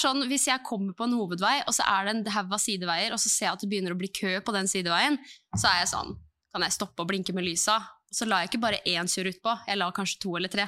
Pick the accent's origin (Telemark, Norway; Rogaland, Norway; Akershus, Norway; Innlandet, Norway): Akershus, Norway; Eidsvoll; fra Eidsvoll